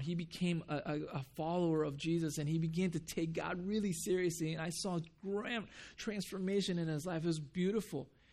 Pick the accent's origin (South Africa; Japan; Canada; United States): Japan; moved away; when I grew up in Japan